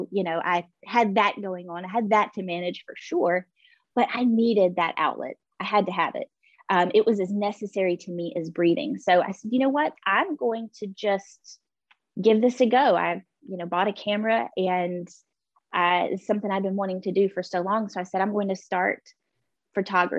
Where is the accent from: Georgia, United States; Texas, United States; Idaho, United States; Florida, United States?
Georgia, United States; Pine Mountain; now in Columbus, United States; I grew up in Pine Mountain, Georgia.